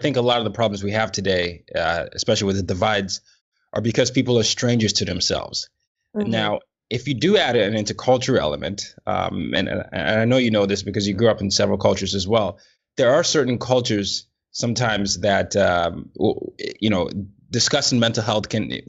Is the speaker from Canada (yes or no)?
no; Nigeria; I was initially told that therapists were only for Americans, you know, or people in the West, and I'm Nigerian.